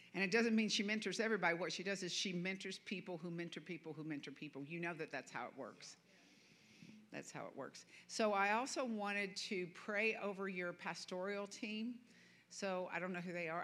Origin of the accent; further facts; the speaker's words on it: the American South, United States; I'm a Southerner.